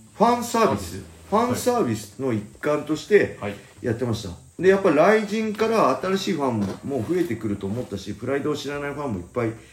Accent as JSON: {"language": "Japanese", "town": "Inashiki", "region": "Ibaraki", "country": "Japan", "tie": "born or raised there", "said": "僕の地元の稲敷市"}